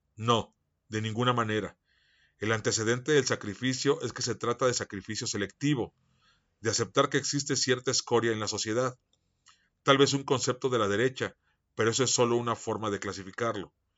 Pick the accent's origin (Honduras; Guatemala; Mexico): Mexico; yo soy mexicano